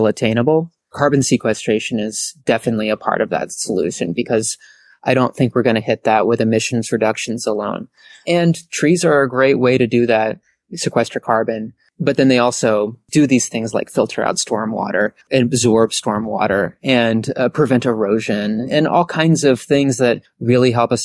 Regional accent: Lewisburg, Pennsylvania, United States; also born or lived in Northfield, Minnesota / Lund, Sweden; I grew up in Lewisburg, Pennsylvania, and that's where I currently live

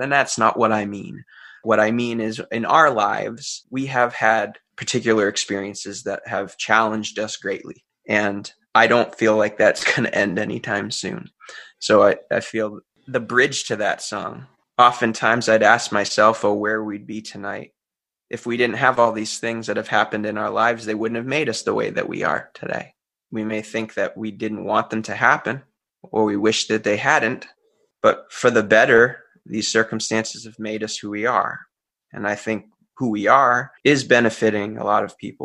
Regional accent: Central Massachusetts, United States; also born or lived in North Carolina (mother's origin) / Florida (summers); I grew up in Central Massachusetts

